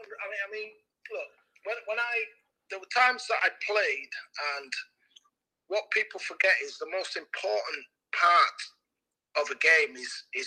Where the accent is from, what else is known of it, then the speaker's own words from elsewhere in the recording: Leeds, Yorkshire and the Humber, United Kingdom; Leeds, where it's my hometown club